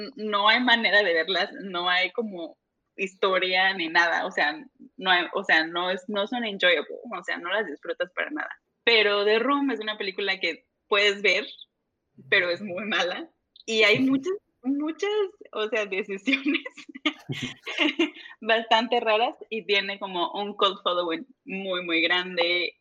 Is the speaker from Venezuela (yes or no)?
no; Veracruz, Mexico; moved away as an adult; also born or lived in Monterrey / Mexico City; now in United States; soy de Veracruz, eh, estudié